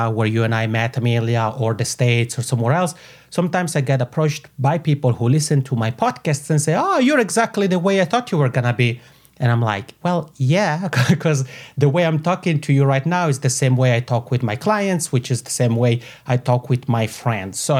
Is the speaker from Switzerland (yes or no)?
yes; Italian-speaking part of Switzerland, Italian-speaking Switzerland, Switzerland; accent: macaroni; I have this funny macaroni accent because I come from the Italian speaking part of Switzerland.